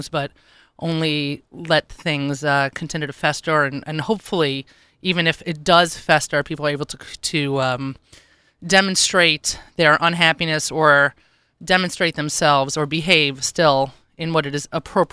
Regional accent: New York, United States; as a New Yorker

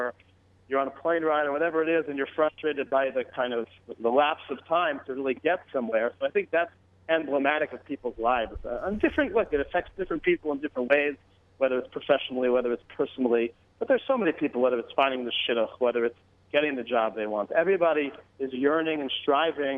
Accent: West Hempstead, New York, United States; I grew up in West Hempstead, New York, which is a beautiful community on Long Island

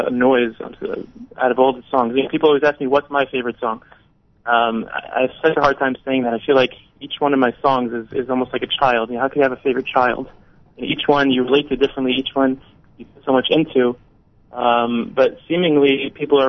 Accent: New York City, New York, United States; moved away as an adult; now in Israel; I'm originally from Staten Island, New York

